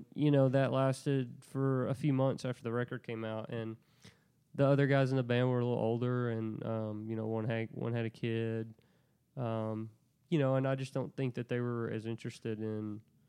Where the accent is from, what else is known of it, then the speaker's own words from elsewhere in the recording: Muscle Shoals, Alabama, United States; also born or lived in Birmingham, Alabama / Florence, Alabama; I grew up in Muscle Shoals.